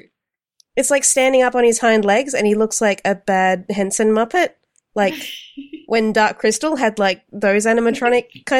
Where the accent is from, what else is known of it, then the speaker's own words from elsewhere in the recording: Sydney, New South Wales, Australia; accent: Australian; now in Melbourne, Australia; I grew up in Sydney